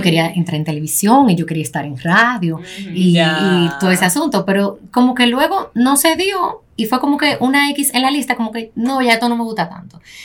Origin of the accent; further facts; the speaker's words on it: Santo Domingo, Distrito Nacional, Dominican Republic; also born or lived in Los Mameyes, Santo Domingo Este; nacimos en Los Mameyes, eso de aquel lado del puente, no sé si han cruzado por ahí. Me quedé ahí hasta mis seis años. Luego de eso nos fuimos a Ensanche la Fe